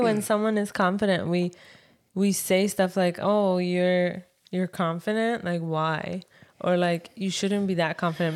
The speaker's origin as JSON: {"language": "English", "country": "Iran", "moved": "yes", "said": "from Iran"}